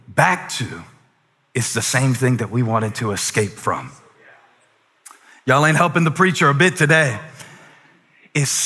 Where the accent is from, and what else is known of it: Moncks Corner, South Carolina, United States; born or raised there; moved away as an adult